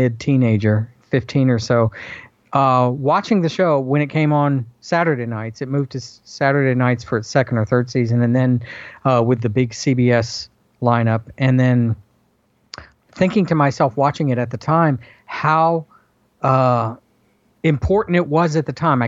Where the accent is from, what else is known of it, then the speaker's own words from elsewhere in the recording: the South, United States; growing up in the South like I did